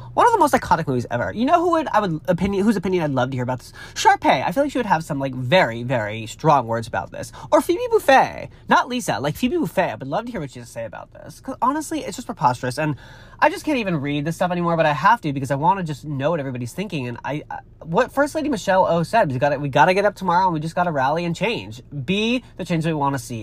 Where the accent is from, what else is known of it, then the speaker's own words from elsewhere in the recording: Massachusetts, United States; moved away; also born or lived in California; I'm from Massachusetts. It's where I grew up